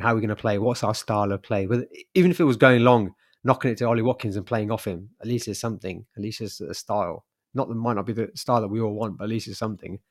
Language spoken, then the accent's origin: English; Birmingham, West Midlands, United Kingdom; being a Brummie